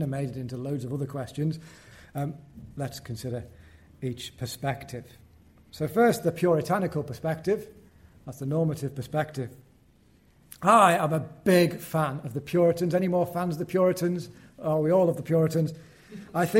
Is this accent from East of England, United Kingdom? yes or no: no; Wallasey, North West England, United Kingdom; I was born in Seacombe, which is the rough end of Wallasey, near the ferry and the old docks on the River Mersey.